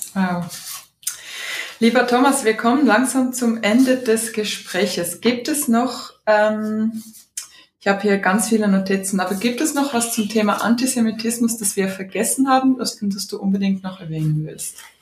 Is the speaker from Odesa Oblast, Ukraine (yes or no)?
yes; Odesa, Odesa Oblast, Ukraine; Ich bin ja in Odessa geboren